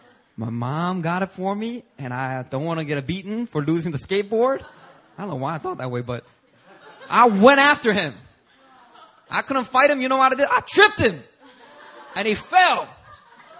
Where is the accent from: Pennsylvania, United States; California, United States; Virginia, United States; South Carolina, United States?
Pennsylvania, United States; Philadelphia; English is a second language; growing up on the streets of Philadelphia